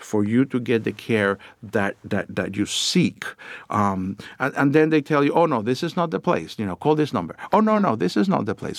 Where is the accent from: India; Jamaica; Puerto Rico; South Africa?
Puerto Rico; moved away; I grew up down in Puerto Rico